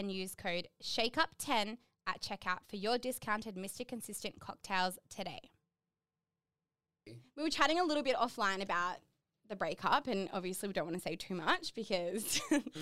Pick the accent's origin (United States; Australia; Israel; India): Australia; Sydney, New South Wales; I'm from Sydney, and every year until this year, we've celebrated Mardi Gras in Sydney